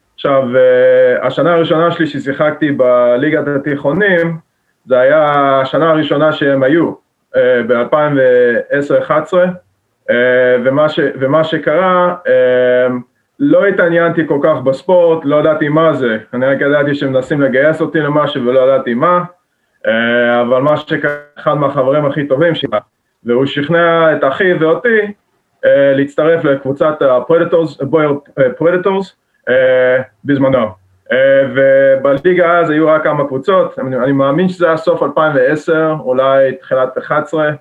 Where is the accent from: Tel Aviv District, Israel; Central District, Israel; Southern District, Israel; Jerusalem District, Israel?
Jerusalem District, Israel; Jerusalem; moved away as an adult; now in Massachusetts, United States; אני נולדתי וגדלתי בירושלים